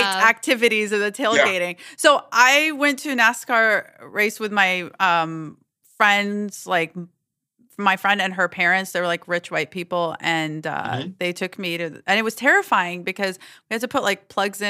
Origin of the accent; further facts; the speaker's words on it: Alabama, United States; moved away; growing up in Alabama